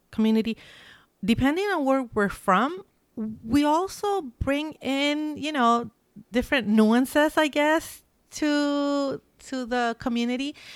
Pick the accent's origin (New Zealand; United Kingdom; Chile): Chile; moved away as an adult; now in Seattle, United States; I'm Chilean, that I'm from Chile